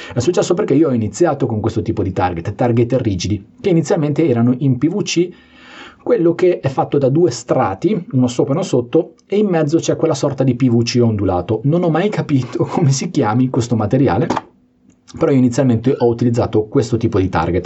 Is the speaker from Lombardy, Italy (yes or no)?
no; Liguria, Italy; sono anche ligure